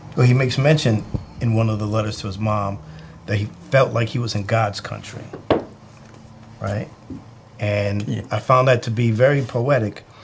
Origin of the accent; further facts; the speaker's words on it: New England, United States; I, am a Northerner. I'm from the New England area